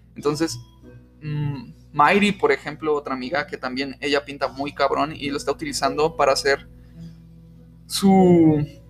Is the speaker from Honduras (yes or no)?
no; Mexico; somos mexicanos